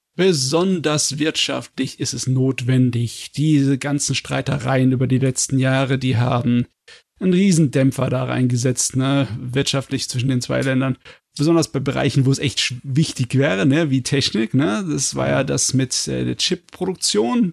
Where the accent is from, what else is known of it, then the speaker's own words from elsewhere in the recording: Germany; Als Deutscher